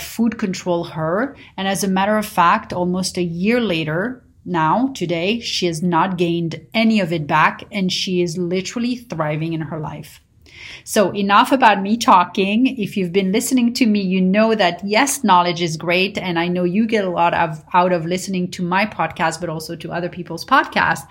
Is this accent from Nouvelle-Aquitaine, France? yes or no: no; Paris, Île-de-France, France; now in United States; growing up in Paris